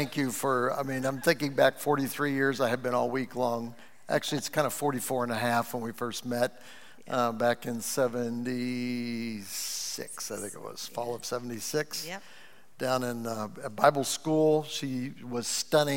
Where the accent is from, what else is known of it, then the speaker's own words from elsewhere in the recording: Cleveland, Ohio, United States; I'm from the U.S.